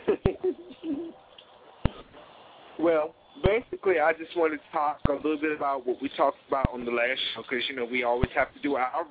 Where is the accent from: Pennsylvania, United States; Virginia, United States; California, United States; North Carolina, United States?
Virginia, United States; Hampton Roads; calling in from my hometown of the Hampton Roads area